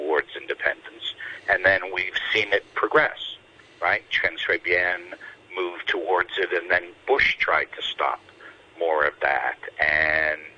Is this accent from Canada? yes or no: yes; Canada; as a Canadian